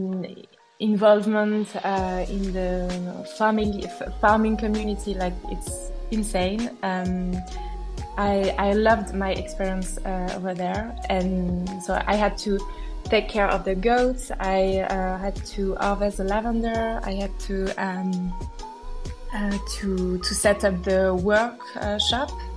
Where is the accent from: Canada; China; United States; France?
France; Brittany; moved away; Growing up in Brittany, which is a renowned agricultural region situated in the west of France, I was surrounded by farmers and tractors every day